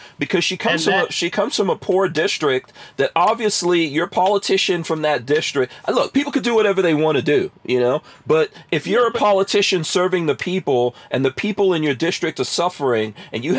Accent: New York City, New York, United States; also born or lived in New Jersey; now in Florida, United States; I'm a person who grew up in New York City and we moved away from there.

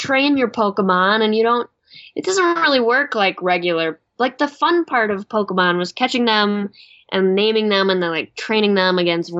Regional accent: Chicago, Illinois, United States; moved away; I grew up in Chicago.

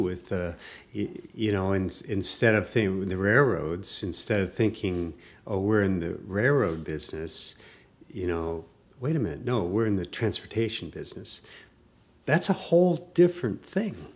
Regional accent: Wisconsin, United States; near my hometown, a rural community in Wisconsin

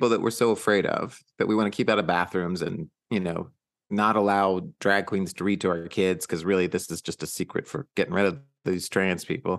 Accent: Texas, United States; moved away; Where am I from? I'm from Texas.

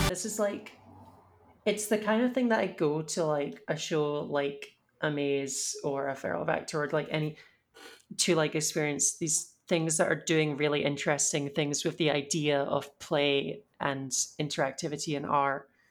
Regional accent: United Kingdom

